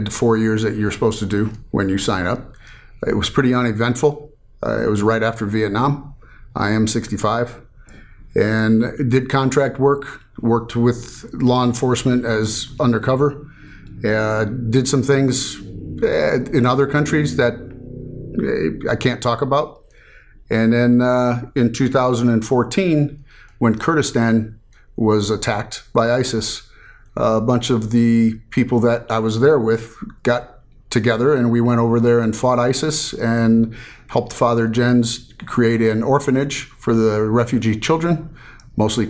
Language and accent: English; Chicago, Illinois, United States; moved away as an adult; now in Las Vegas, United States; my entire life I was raised Lutheran back in Chicago.